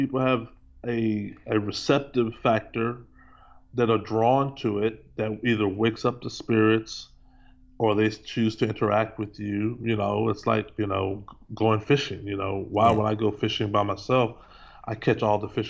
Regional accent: Texas, United States; I'm from Texas, and I can tell you, growing up in Texas, you know, I've seen a lot of tornadoes in my day

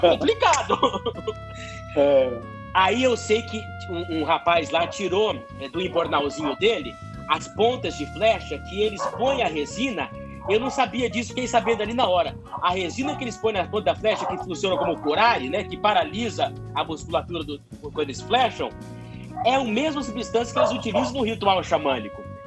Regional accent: Campo Grande, Mato Grosso do Sul, Brazil; Eu sou de Campo Grande, nasci já em Campo Grande

